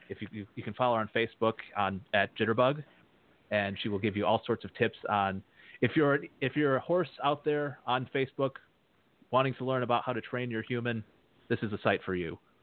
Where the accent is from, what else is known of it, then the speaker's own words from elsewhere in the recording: Edmore, Michigan, United States; now in Georgetown, United States; I'm a native of Edmore, Michigan, where, uh, as you said in your intro, I grew up around Belgian draft horses.